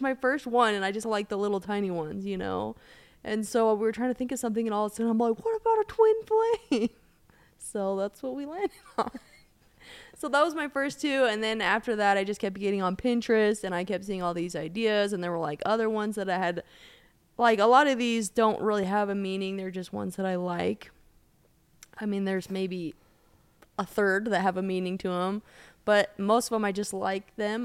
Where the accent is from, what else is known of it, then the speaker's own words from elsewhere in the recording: Colorado, United States; I grew up in Colorado